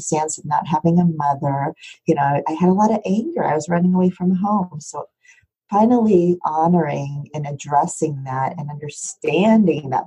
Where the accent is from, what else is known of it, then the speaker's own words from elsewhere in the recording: Omaha, Nebraska, United States; moved away; also born or lived in New York City; I grew up in Omaha, Nebraska